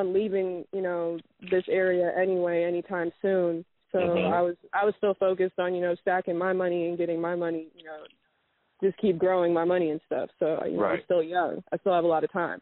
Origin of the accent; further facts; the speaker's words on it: United States; I was raised here, and I was born here in America.